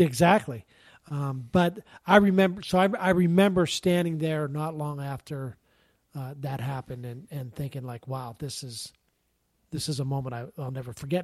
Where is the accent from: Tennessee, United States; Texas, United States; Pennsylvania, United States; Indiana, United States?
Pennsylvania, United States; Pittsburgh; moved away; growing up, Pittsburgh was great. I loved living in Pittsburgh